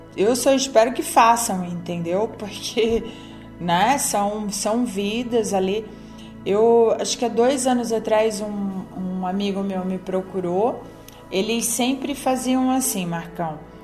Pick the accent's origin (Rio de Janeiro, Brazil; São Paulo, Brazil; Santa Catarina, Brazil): Santa Catarina, Brazil; moved away; eu venho do, do estado de Santa Catarina